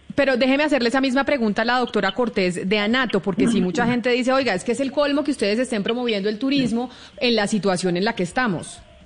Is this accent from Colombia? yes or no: yes; Colombia